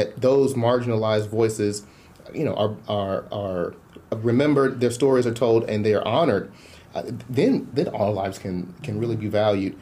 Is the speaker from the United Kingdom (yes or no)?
no; Chicago, Illinois, United States; moved away as an adult; now in Tulsa, United States; I was born and raised in Chicago